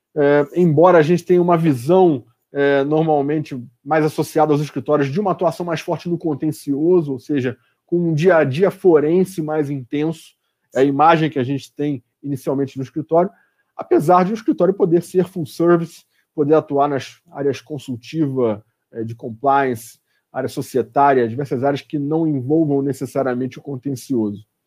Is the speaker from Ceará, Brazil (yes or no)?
no; Rio de Janeiro, Brazil; now in São Paulo, Brazil; no Rio de Janeiro, que é de onde eu sou, o estado de onde eu sou